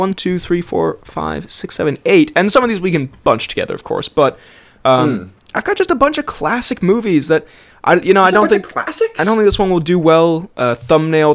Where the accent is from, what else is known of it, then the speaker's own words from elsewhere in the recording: United States; moved away; I'm American and I live in what has been interpreted as one of the nicer student accommodations